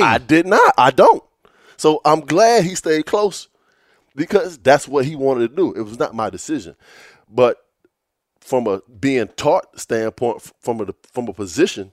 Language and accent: English; Virginia Beach, Virginia, United States; me growing up in Virginia Beach. You know, uh, my high school, it was, it, it was a public school